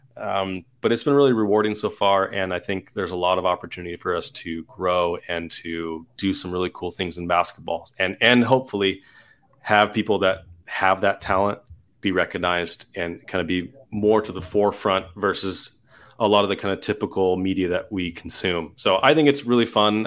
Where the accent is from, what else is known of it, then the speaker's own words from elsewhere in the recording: Southern California, United States; moved away as an adult; also born or lived in Utah; I'm from Southern California.